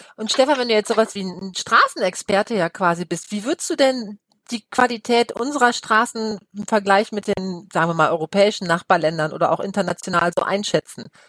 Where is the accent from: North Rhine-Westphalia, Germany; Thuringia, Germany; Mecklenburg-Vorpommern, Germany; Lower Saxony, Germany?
Lower Saxony, Germany; Osnabrück; moved away as an adult; now in Cologne, Germany; ich komme aus Osnabrück gebürtig und wir hatten englische Soldaten in, in meiner Kindheit noch